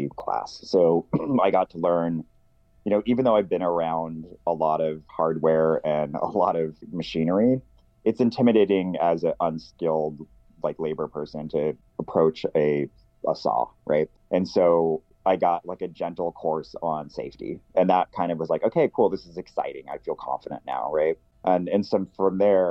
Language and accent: English; Portland, Oregon, United States; moved away as an adult; also born or lived in San Francisco, California; now in Astoria, United States; So I was originally born in Portland, Oregon. I moved from Portland in the late 90s to San Francisco